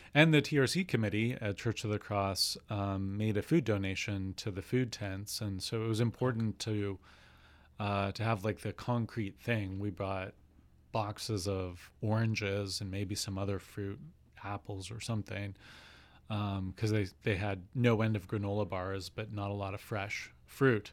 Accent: Swift Current, Saskatchewan, Canada; also born or lived in Montreal / Virginia; now in Victoria, Canada; I grew up on Treaty Four territory in southwestern Saskatchewan, town of Swift Current

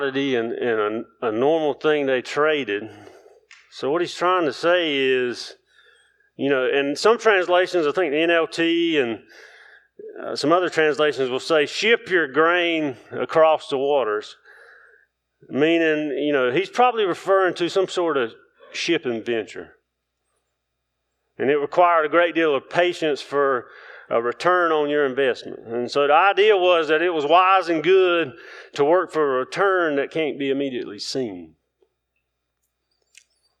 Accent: the South, United States; I grew up in the South

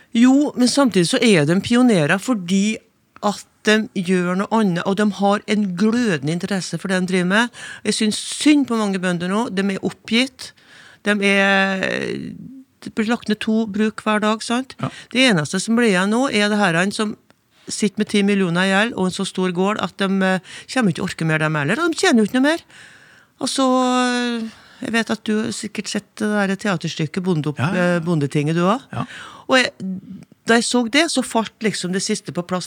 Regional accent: Inner Trøndelag, Norway; now in Førde, Norway; jeg kommer fra Indre Trøndelag

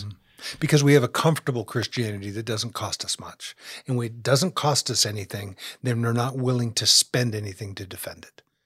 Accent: United States; here in America just because we're American

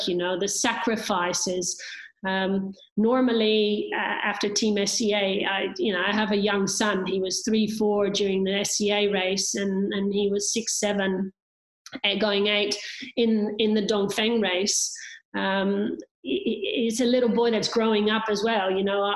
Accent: Netherlands; I'm finishing in my hometown where I could see my apartment from the finish line, being Dutch

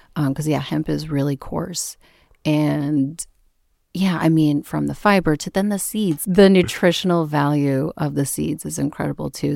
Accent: Minneapolis, Minnesota, United States; moved away as an adult; now in Vermont, United States; I grew up in the Midwest in Minneapolis

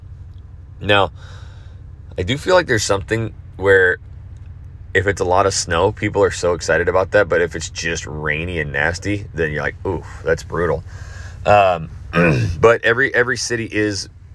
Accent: Idaho, United States; moved away; I'm from Idaho

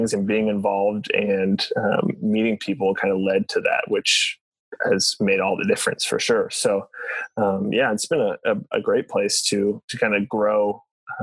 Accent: Springfield, Illinois, United States; moved away as an adult; now in Joplin, United States; I'm actually from Springfield, Illinois. Grew up there, moved here for college when I was 20

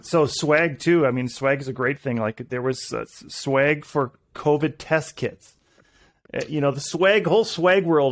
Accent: Minnesota, United States; also born or lived in Montana; I was born in Montana, moved to Minnesota when I was younger

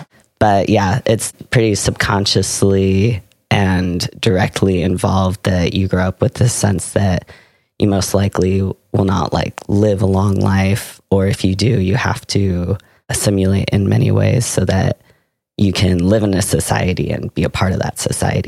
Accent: Seattle, Washington, United States; now in Sonoma, United States; So I grew up in Seattle.

